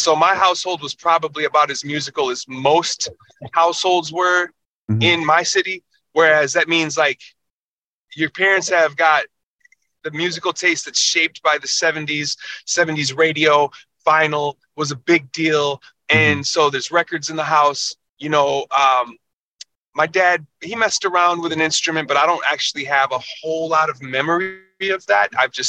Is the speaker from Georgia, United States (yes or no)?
no; Minneapolis, Minnesota, United States; Yeah. I kind of was in the same 2 square miles pretty much the majority of my life.